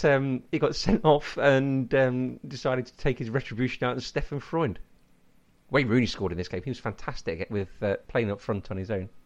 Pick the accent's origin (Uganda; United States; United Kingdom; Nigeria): United Kingdom; Leicester, East Midlands; moved away; I'm from Leicester originally